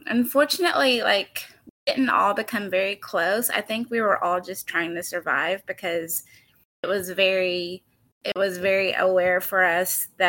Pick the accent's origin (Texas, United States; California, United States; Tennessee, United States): Tennessee, United States; also born or lived in Manila; I was adopted to a family in Tennessee, and that's where I grew up and continue to live now